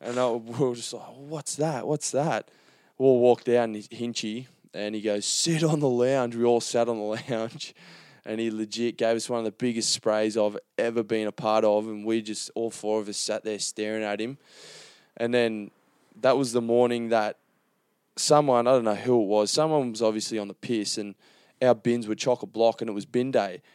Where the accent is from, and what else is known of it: Gold Coast, Queensland, Australia; born or raised there